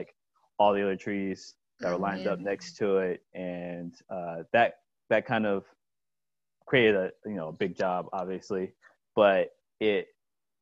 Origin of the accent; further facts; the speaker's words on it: Columbia, South Carolina, United States; moved away as an adult; now in Rock Hill, United States; I grew up in Columbia, South Carolina, and was born and raised there.